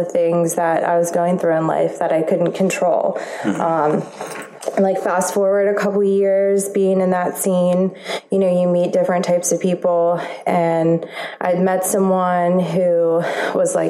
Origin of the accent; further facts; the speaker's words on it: Baltimore, Maryland, United States; I am from Baltimore, Maryland